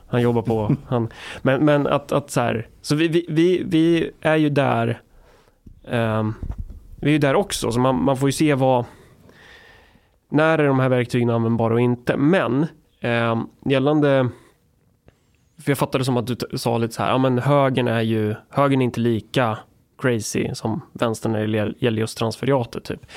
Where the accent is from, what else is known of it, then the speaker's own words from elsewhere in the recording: Närke, Örebro County, Sweden; jag är från Närke